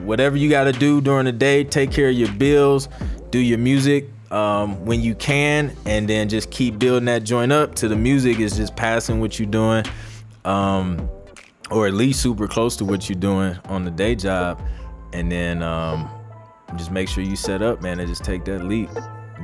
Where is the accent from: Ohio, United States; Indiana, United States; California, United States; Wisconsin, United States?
Ohio, United States; Toledo; moved away as an adult; also born or lived in Columbus, Ohio; now in Atlanta, United States; I'm from Toledo, Ohio, born and raised